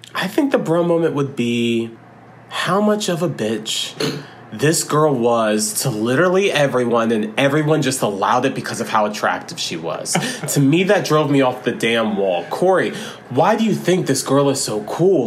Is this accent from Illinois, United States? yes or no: no; Florida, United States; we grew up in Florida and we had a lot of country influence